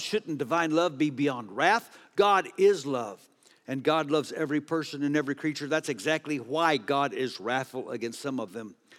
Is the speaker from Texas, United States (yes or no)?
yes; Texas, United States; I'm from Texas